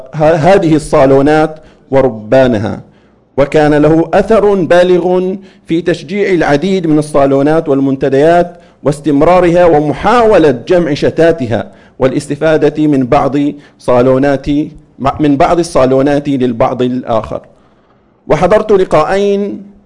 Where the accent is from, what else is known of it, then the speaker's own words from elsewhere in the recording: Saudi Arabia; في بلادنا المملكة العربية السعودية